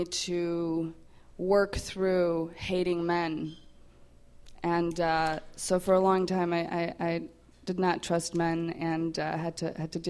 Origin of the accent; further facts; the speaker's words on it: France; also born or lived in Poland; now in United States; I was born in Poland, grew up in France, and live here.